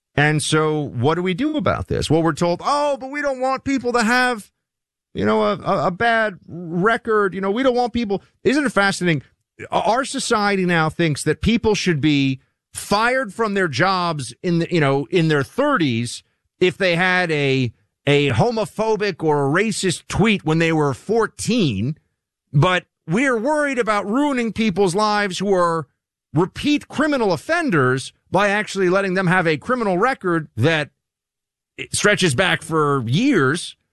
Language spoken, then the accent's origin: English; New York City, New York, United States; New Yorkers that I grew up with in Manhattan and the western part of Brooklyn